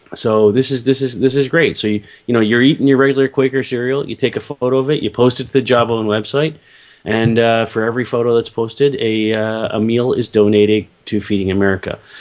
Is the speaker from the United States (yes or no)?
no; Toronto, Ontario, Canada; I grew up here in Toronto